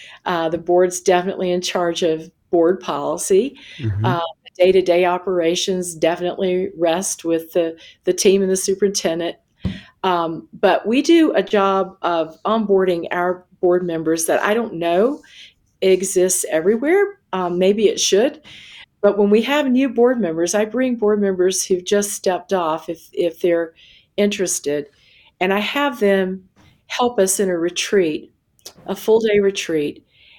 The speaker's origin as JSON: {"language": "English", "region": "South Carolina", "country": "United States", "tie": "born or raised there", "said": "So for me, my metaphor is always the ocean because I grew up on one in South Carolina."}